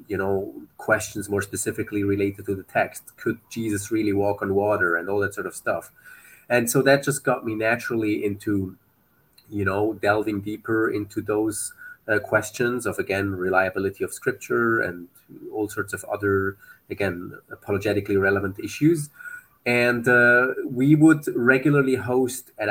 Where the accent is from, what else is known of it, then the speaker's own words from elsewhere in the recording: Switzerland; moved away as an adult; now in Beirut, Lebanon; We're originally from Switzerland, but we've lived in Beirut, Lebanon for the last, soon it's going to be 10 years.